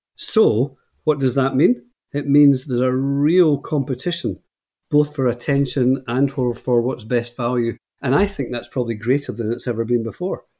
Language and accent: English; Scotland, United Kingdom; moved away as an adult; now in Northern Ireland, United Kingdom; I'm speaking to you from Northern Ireland, and I moved here about twelve years ago, but I'm from Scotland originally.